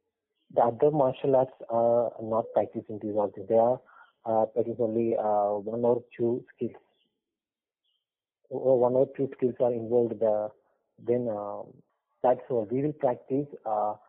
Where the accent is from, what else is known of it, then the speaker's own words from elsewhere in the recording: Kerala, India; I'm from Kerala, and I'm a Kalaripayattu trainer